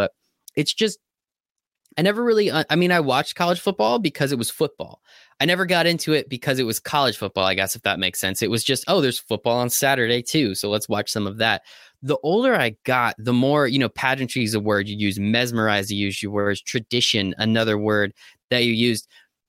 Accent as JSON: {"language": "English", "region": "Northeast", "country": "United States", "tie": "born or raised there", "said": "I grew up here in the Northeast where it is predominantly NFL."}